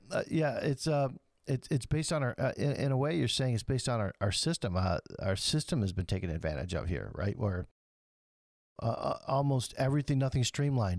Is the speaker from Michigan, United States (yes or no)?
yes; Flint, Michigan, United States; my hometown in Flint.